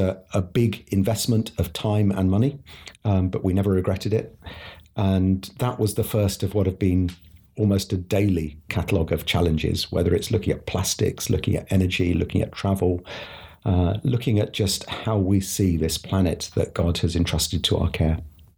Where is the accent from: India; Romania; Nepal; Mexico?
India; now in United Kingdom; I was born in India, where my parents were CMS mission partners.